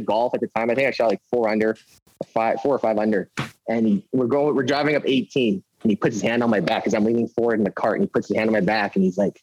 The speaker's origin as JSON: {"language": "English", "town": "Winnipeg", "region": "Manitoba", "country": "Canada", "tie": "born or raised there", "also_born_or_lived": "Las Vegas / Scottsdale", "said": "I'm born and raised in Winnipeg"}